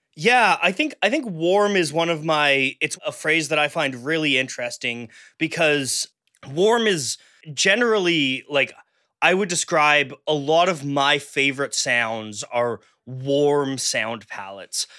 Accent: Canada; I'm Canadian

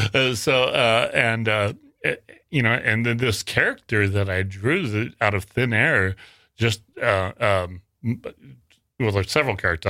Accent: Worland, Wyoming, United States; now in Sacramento, United States; until two thousand three when I went back to, to my hometown, and I'll say it, is a little, little town called Warland in nor, uh, northern Wyoming.

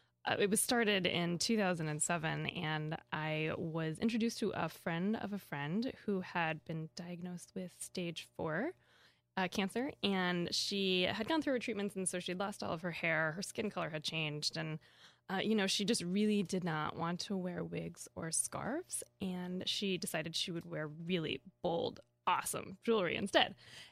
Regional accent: Kansas, United States; I grew up in Kansas.

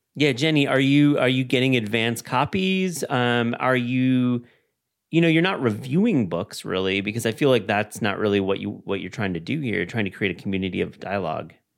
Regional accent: Kalamazoo, Michigan, United States; down the road is where I grew up in Kalamazoo, Michigan

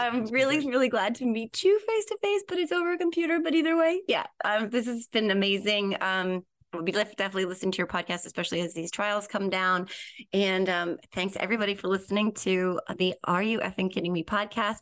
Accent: New Jersey, United States; I'm from Jersey, and we take our pizza very, very, very, very seriously here

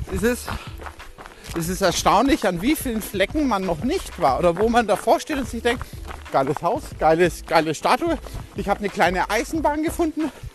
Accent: Schwabach, Bavaria, Germany; Also ich wohne in Schwabach

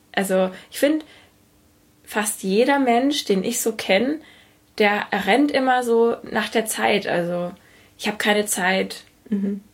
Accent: Germany; ich als Deutsche

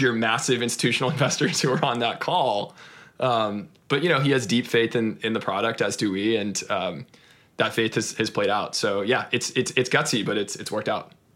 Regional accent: Austin, Texas, United States; I grew up in, in Austin, Texas

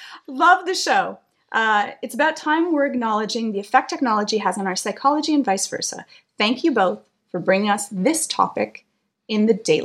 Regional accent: Canada; we're Canadian.

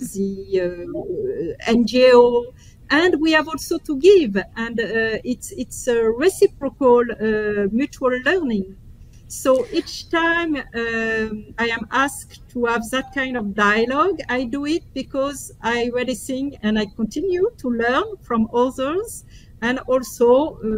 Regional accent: France; moved away as an adult; now in Rome, Italy; I'm also coming from France

